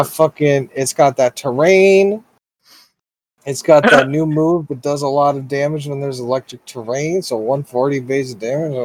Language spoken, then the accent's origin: English; United States; I am an American